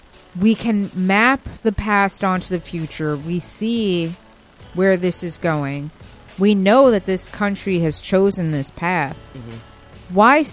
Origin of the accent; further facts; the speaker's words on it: United States; my family's been in this country before it was a country.